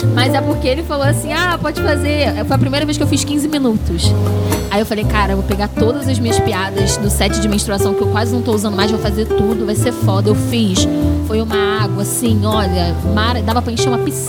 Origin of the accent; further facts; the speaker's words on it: Rio de Janeiro, Brazil; Eu sou de Anchieta. Na verdade, sou de, da Mariópolis